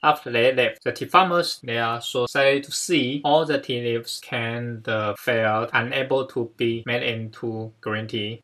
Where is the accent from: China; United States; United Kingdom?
China; from China